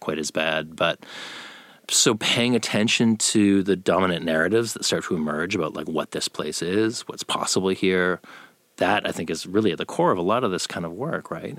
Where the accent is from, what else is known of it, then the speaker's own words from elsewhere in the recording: Canada; moved away as an adult; now in Austin, United States; I'm from Canada